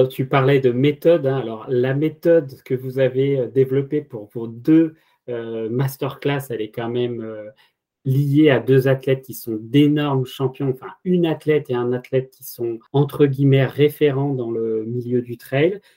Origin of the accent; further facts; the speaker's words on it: France; je suis français